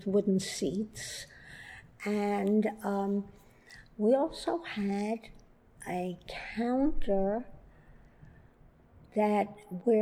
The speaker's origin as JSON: {"language": "English", "town": "Brooklyn", "region": "New York", "country": "United States", "tie": "born or raised there", "also_born_or_lived": "Queens", "said": "I was born in Brooklyn"}